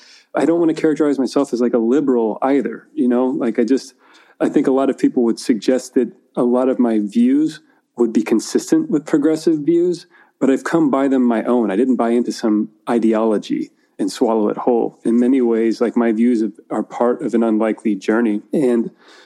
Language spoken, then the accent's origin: English; Napa, California, United States; So I grew up in California, split between two different cities. I spent early childhood up till I was, I think, 11 or 12 in Napa, which is about a 45-minute drive north